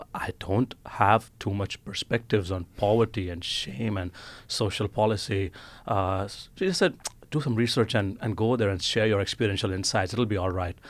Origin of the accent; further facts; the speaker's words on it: Ahmedabad, Gujarat, India; moved away as an adult; now in Oslo, Norway; I was born and brought up in India. Uh, I, I, come from this uh, city called as Ahmedabad, which is in the western province of Gujarat